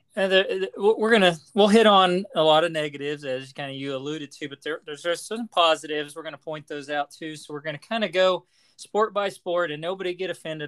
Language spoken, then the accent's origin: English; Lyons, Kansas, United States; the junior high there where I grew up in Lyons